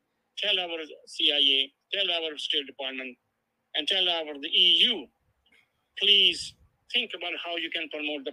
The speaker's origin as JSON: {"language": "English", "country": "Pakistan", "moved": "yes", "lives_now": "United States", "said": "as a Muslim, as an immigrant, as a Pakistani"}